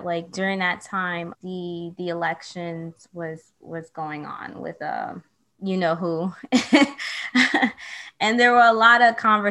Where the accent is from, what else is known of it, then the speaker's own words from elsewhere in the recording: New York City, New York, United States; now in Brooklyn, United States; I'm from the Bronx. I was born in New York, raised in New York